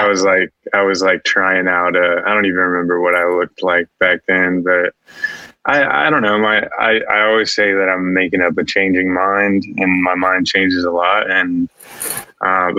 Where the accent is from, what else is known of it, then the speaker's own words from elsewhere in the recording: Houston, Texas, United States; I'm from Texas, Houston, Texas.